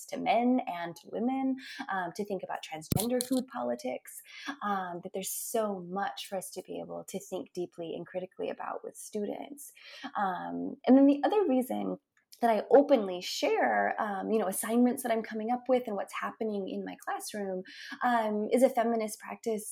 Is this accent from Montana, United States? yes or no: yes; Billings, Montana, United States; now in Tulsa, United States; my hometown of Billings, Montana, where I grew up